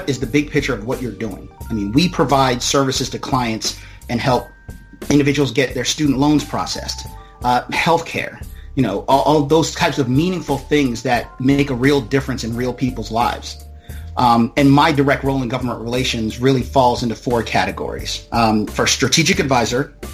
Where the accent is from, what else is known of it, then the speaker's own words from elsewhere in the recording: Maryland, United States; also born or lived in Jamaica; I was actually born in Jamaica, but my family came here in the 80s, and I grew up in Maryland and still reside in Maryland